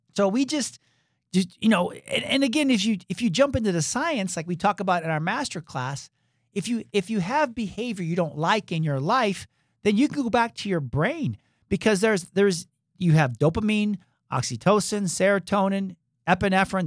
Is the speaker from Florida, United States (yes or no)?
no; Michigan, United States; moved away as an adult; also born or lived in Atlanta, Georgia; you and I we grew up in Michigan